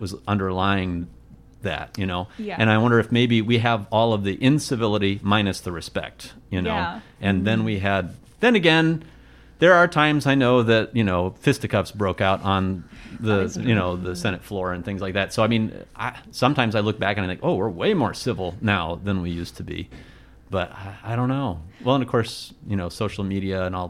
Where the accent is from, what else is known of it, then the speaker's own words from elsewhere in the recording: Midwest, United States; we're all from the Midwest.